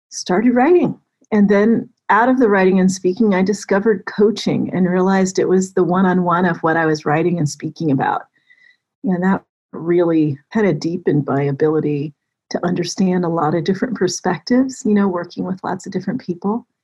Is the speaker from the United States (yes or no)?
yes; Florida, United States; born there; also born or lived in Germany / Colorado / California / Texas; now in Atlanta, United States; I was born in North Florida. We lived in Germany, Colorado. I've lived in California, Texas for eight years, Maryland, DC, and now I've been in Atlanta for over a decade, amazingly.